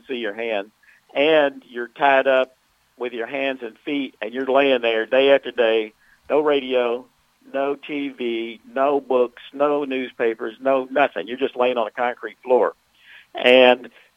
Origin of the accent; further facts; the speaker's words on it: Memphis, Tennessee, United States; I'm from Memphis